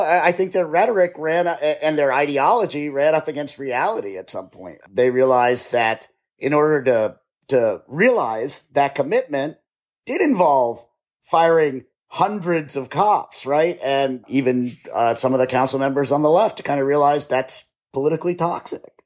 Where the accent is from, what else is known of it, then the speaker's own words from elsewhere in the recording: United States; also born or lived in Cleveland; now in Seattle, United States; I grew up in the D C suburbs